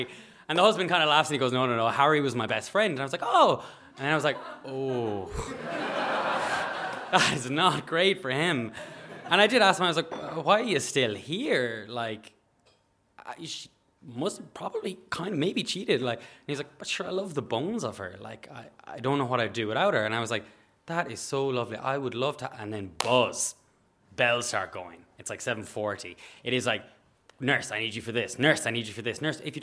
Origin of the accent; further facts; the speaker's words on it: Galway, Connacht, Ireland; I'm a nurse from Galway.